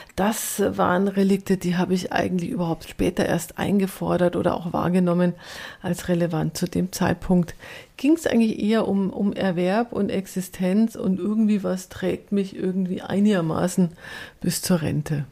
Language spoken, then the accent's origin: German; rural Upper Bavaria, Germany; Ich komme ja aus dem Ober, vom oberbayerischen Land